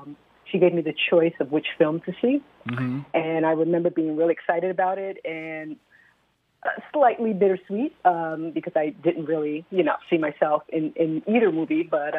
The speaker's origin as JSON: {"language": "English", "region": "New York", "country": "United States", "lives_now": "Philadelphia, United States", "said": "I am not. I'm from New York. I'm not going to tell you I'm not a native New Yorker either, but we'll keep it at that."}